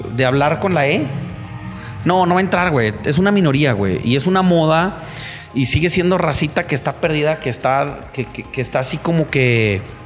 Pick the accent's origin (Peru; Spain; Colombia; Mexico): Mexico; soy mexicano